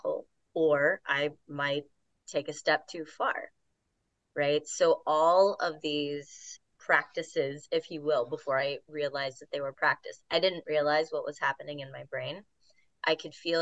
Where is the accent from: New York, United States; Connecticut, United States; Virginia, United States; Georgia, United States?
Virginia, United States; also born or lived in Kansas City, Missouri; now in Asheville, United States; Grew up in various parts of Virginia, Richmond, Charlottesville, went to college in Harrisonburg